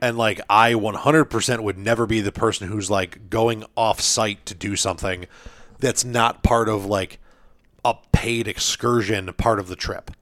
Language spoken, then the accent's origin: English; United States; I'm an American.